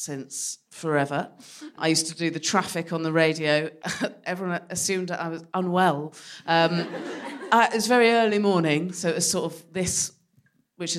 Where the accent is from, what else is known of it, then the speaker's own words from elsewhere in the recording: West Country, South West England, United Kingdom; moved away; I'm from the West Country, so started drinking when I was 12